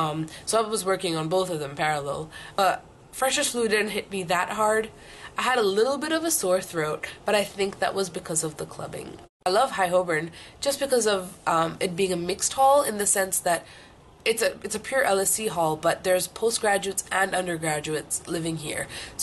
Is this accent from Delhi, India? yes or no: yes; New Delhi, Delhi, India; also born or lived in Singapore / Vietnam / Philippines; now in London, United Kingdom; Originally I'm from New Delhi, India, but I've lived all over Southeast Asia. I've lived in Singapore, then I moved to Vietnam, then the Philippines, then came back to Singapore, and now I'm here in London